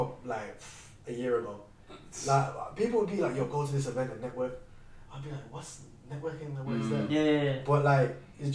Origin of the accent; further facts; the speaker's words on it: Birmingham, West Midlands, United Kingdom; moved away as an adult; now in London, United Kingdom; Brom's sick. I love that city to death. My city, innit?